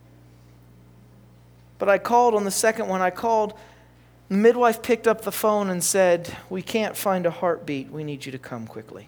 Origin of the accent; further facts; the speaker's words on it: West Virginia, United States; I'm from West Virginia.